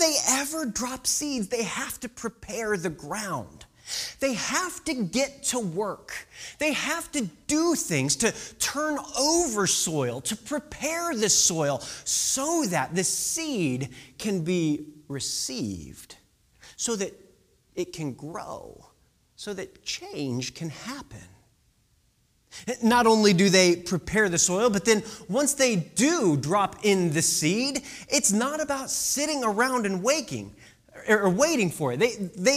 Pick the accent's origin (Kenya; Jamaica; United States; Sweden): United States; Illinois; moved away; I grew up in the Midwest. I grew up in Illinois